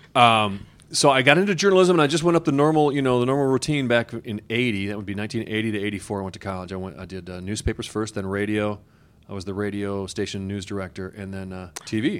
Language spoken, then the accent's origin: English; Beloit, Wisconsin, United States; I'm from Beloit, Wisconsin, right on the border with Illinois